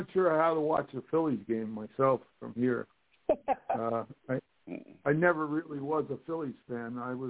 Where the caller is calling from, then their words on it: northern New Jersey, United States; I'm calling from northern New Jersey.